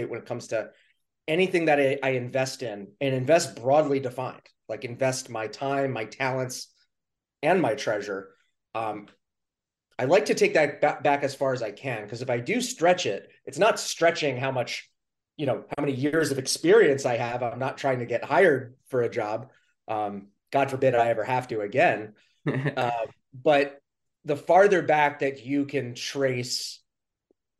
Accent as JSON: {"language": "English", "town": "New York City", "region": "New York", "country": "United States", "tie": "born or raised there", "moved": "yes", "lives_now": "New Hampshire, United States", "said": "I was born in Queens, New York"}